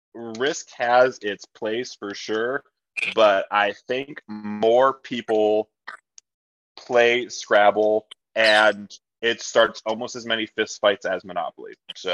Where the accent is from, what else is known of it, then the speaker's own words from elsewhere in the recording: Ohio, United States; It's not my fault I'm from Ohio.